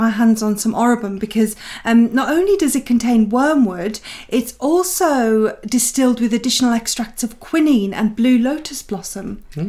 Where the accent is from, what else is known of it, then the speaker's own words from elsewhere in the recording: Oxford, South East England, United Kingdom; I was born in Oxford